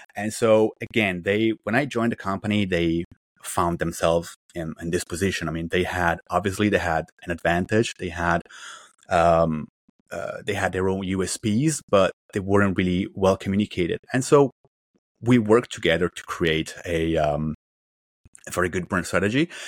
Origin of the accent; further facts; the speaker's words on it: Italy; moved away as an adult; also born or lived in China / Beijing / Shanghai / Southern China; now in Vancouver, Canada; I'm originally from Italy, although I basically spent my whole professional life in China